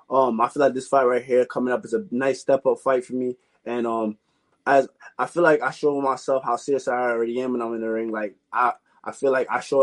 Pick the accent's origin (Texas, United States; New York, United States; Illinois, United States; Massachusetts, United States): New York, United States; New York City; also born or lived in Queens, New York / Jamaica (ancestry); now in Long Island, United States; I was raised in Brooklyn